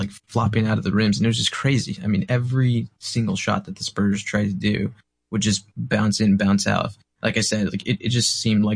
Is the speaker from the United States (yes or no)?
yes; San Antonio, Texas, United States; I'm from Central Texas, San Antonio